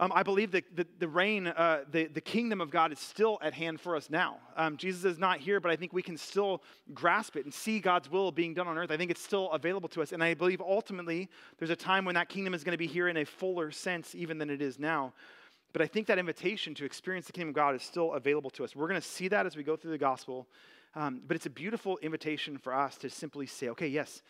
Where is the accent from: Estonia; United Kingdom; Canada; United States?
United States; American citizens